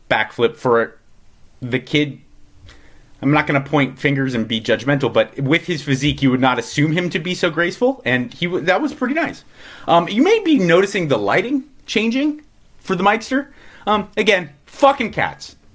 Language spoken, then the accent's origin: English; Los Angeles, California, United States; granted, I'm coming from Los Angeles, which is the most like overly structured and overly regulated place on the planet, besides maybe the Bay Area.